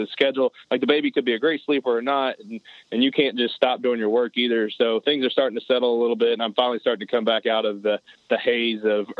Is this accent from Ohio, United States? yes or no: no; Middlesboro, Kentucky, United States; also born or lived in Harlan, Kentucky; I grew up in southeastern Kentucky and Middlesbrough, Kentucky. I was born in Harlan, grew up in a hunting environment.